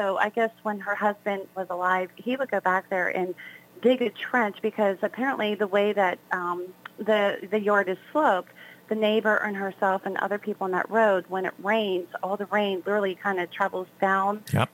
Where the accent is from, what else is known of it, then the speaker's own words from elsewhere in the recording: South Hills, Pennsylvania, United States; I basically grew up within the South Hills area, um, so this is like my home, you know, for very long